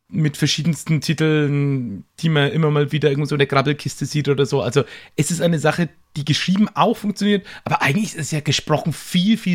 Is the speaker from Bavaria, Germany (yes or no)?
yes; Höchstadt an der Aisch, Bavaria, Germany; Karpfenland, beziehungsweise ähm, wie ist das Karpfenlandschaft Höchstein an der Eisch. Also, da komme ich her aus dem Eck.